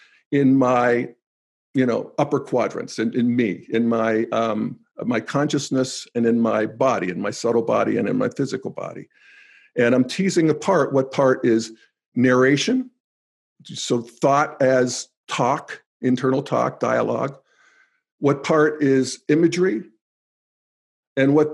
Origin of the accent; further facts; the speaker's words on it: New Castle, Pennsylvania, United States; moved away as an adult; growing up in Newcastle, Pennsylvania